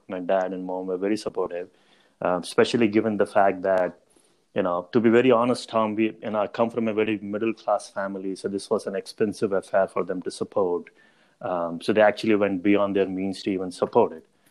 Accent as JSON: {"language": "English", "town": "Mumbai", "region": "Maharashtra", "country": "India", "tie": "born or raised there", "also_born_or_lived": "Chicago, United States", "moved": "as an adult", "said": "I grew up in in Mumbai, um, right in India"}